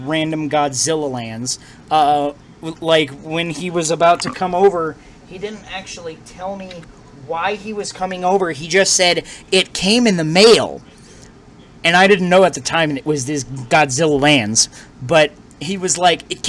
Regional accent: Colorado, United States; I come from Colorado

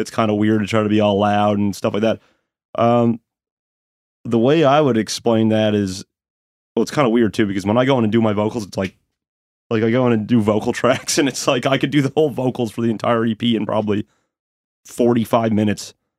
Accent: Sydney, Nova Scotia, Canada; now in Halifax, Canada; I'm from Sydney, Nova Scotia.

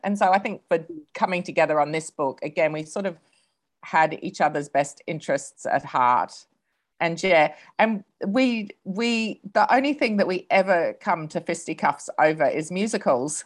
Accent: Australia; also born or lived in England; now in New Zealand; I'm from Australia, but have lived in England for many years before moving to New Zealand

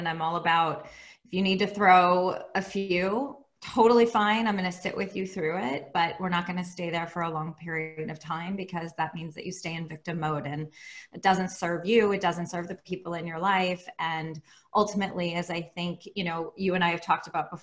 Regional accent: Bay Area, California, United States; now in Los Angeles, United States; I live in Los Angeles, California, but I'm originally from the Bay Area

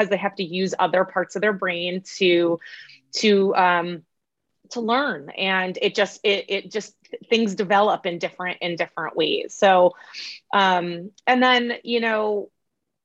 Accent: Massachusetts, United States; moved away as an adult; also born or lived in New York / Connecticut; now in California, United States; I was born in New York, and I was pretty much raised in Massachusetts

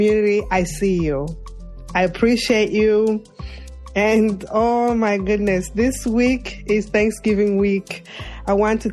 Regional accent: New York City, New York, United States; my hometown, Brooklyn, New York

